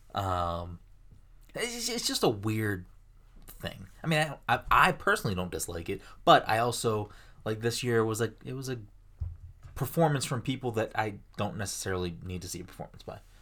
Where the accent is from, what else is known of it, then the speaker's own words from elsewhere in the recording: Ireland; I'm Irish